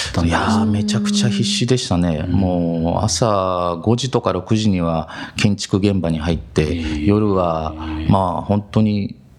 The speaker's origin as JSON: {"language": "Japanese", "town": "Matsumoto", "region": "Nagano", "country": "Japan", "tie": "born or raised there", "said": "松本で生まれて、今もそのまま、はい、まあ学生時代もずっとこちらで過ごしてます。"}